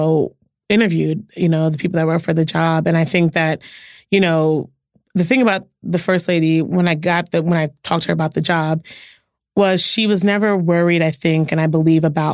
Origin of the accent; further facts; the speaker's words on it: Philadelphia, Pennsylvania, United States; I'm from Philly